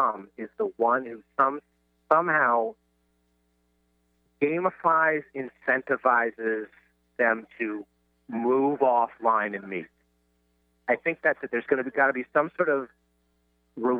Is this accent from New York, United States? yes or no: yes; New York, United States; I'm from New York